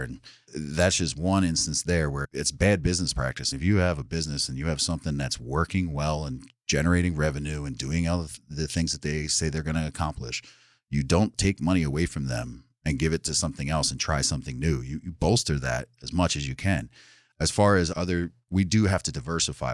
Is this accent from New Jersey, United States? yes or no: yes; New Jersey, United States; also born or lived in New York City, United States; now in Sullivan County, New York, United States; I'm originally from South Jersey, right outside Philadelphia